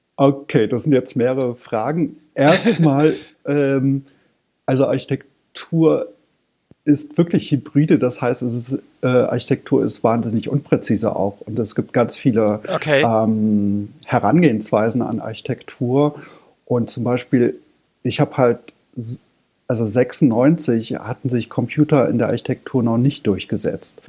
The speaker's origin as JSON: {"language": "German", "area": "near Frankfurt am Main", "region": "Hesse", "country": "Germany", "moved": "as an adult", "lives_now": "Berlin, Germany", "said": "ich komme ursprünglich aus äh, der Nähe von Frankfurt am Main und bin aber jetzt seit, ich glaube, 96 in Berlin."}